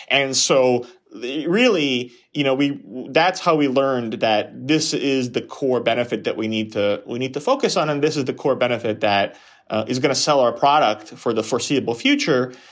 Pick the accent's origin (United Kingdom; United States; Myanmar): United States; New York; I grew up in New York